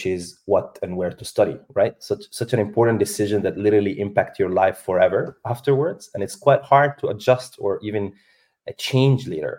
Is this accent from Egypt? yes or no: yes; Egypt; also born or lived in Spain / Ireland / Italy; now in Dubai, United Arab Emirates; I'm from Egypt